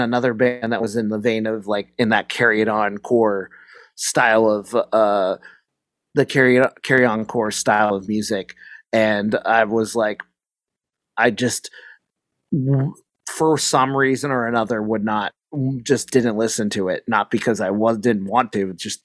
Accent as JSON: {"language": "English", "region": "Pacific Northwest", "country": "United States", "tie": "born or raised there", "said": "I grew up like in the Pacific Northwest."}